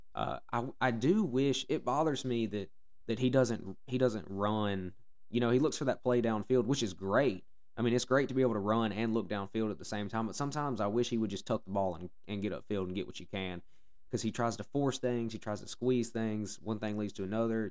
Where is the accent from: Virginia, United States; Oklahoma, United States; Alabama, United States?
Alabama, United States; I mean, I'm from Alabama. Um, it's how I was raised.